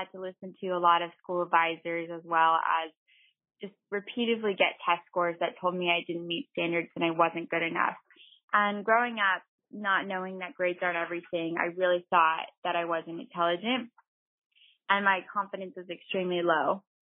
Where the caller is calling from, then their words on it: Renton, Washington, United States; Hi, boss ladies. … I'm calling from Renton, Washington.